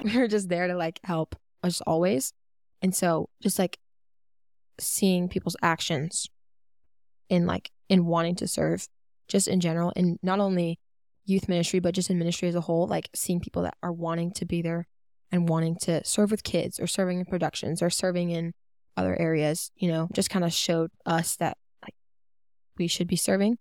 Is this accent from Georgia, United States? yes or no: yes; Georgia, United States; also born or lived in North Carolina; we moved to Georgia from North Carolina